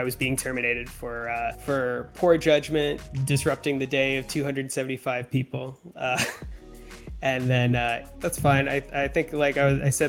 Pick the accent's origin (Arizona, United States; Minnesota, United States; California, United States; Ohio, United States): California, United States; San Diego; now in Los Angeles, United States; I grew up in near Del Mar in San Diego.